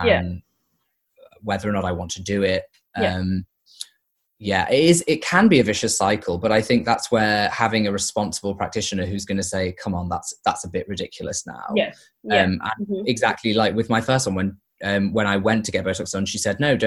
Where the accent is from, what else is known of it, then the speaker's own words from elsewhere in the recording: near Liverpool, North West England, United Kingdom; moved away; my hometown near Liverpool